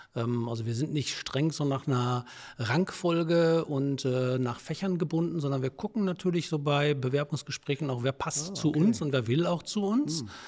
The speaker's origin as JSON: {"language": "German", "town": "Herne", "region": "North Rhine-Westphalia", "country": "Germany", "tie": "born or raised there", "also_born_or_lived": "Wesel", "said": "Ich komme aus dem Ruhrgebiet, also ich bin gebürtig in Wanne-Eickel"}